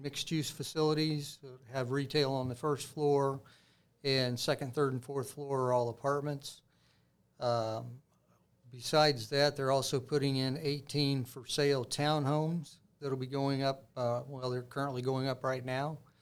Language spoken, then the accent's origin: English; Greenwood, Indiana, United States; I grew up in Greenwood